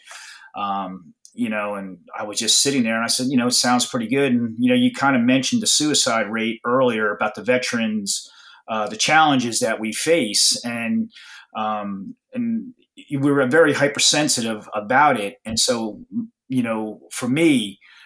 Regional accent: New Jersey shore, United States; I grew up on the New Jersey shore

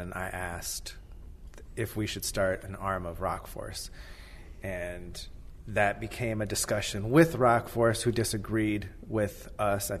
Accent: Minnesota, United States; moved away; also born or lived in Fremont, California; I'm from Minnesota originally

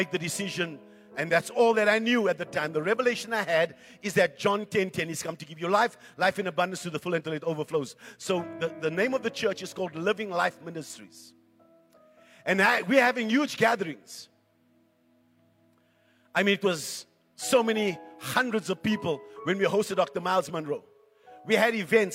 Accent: Johannesburg, Gauteng, South Africa; when I grew up in Coronationville

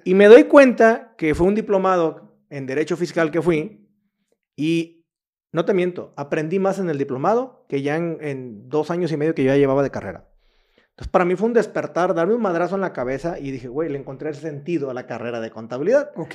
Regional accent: Cihuatlán, Jalisco, Mexico; moved away as an adult; now in Querétaro, Mexico; soy de una población que se llama Cihuatlán, Jalisco, pegado a Colima, Manzanillo, 30 minutos de ahí. De ahí, ahí yo nací, de ahí son mis papás, de ahí es toda mi familia

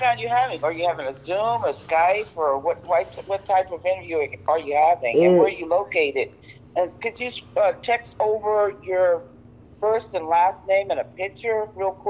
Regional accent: New York, United States; now in Las Vegas, United States; I'm from New York, but I live in Vegas, and Vegas is California time.

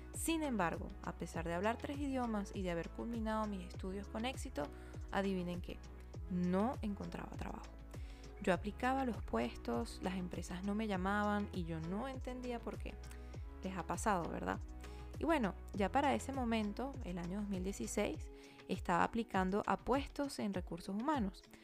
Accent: Venezuela; moved away as an adult; also born or lived in Paris, France; now in France; soy venezolana

